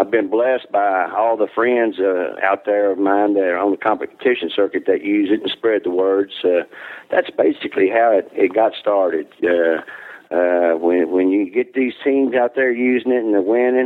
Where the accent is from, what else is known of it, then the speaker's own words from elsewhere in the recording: Jackson, Tennessee, United States; moved away as an adult; now in Missouri, United States; I'm originally from Jackson, Tennessee. Down there on every corner around that area, you find barbecue stands. As a child, I grew up around it